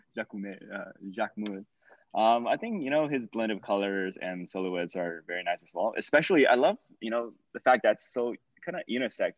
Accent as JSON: {"language": "English", "country": "China", "tie": "born or raised there", "moved": "yes", "said": "I grew up in China"}